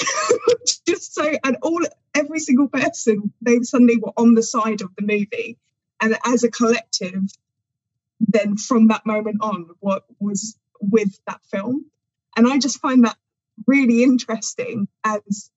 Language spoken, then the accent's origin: English; England, United Kingdom; as an English person